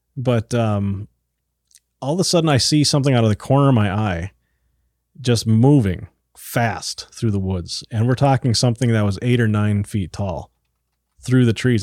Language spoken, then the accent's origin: English; Iron Range, Minnesota, United States; moved away; I grew up on the Iron Range